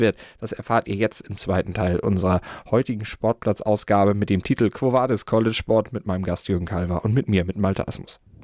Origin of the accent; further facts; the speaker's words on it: Germany; bei uns in Deutschland